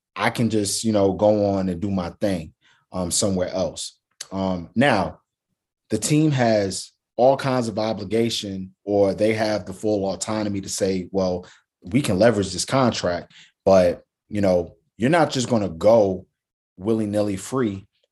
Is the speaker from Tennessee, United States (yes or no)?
no; New York, United States; a native New Yorker